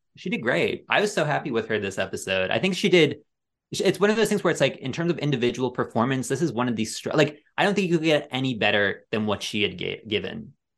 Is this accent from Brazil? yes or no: no; Ireland; I'm being bullied for being Irish.